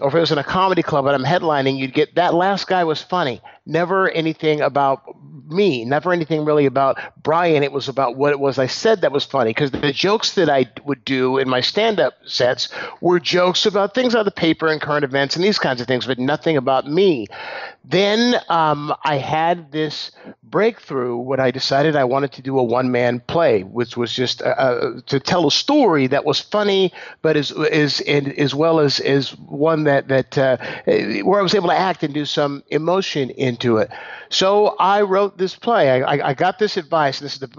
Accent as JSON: {"language": "English", "town": "San Leandro", "region": "California", "country": "United States", "tie": "born or raised there", "said": "I grew up in San Leandro, California, which is the city I still live in. It's right next door to Oakland."}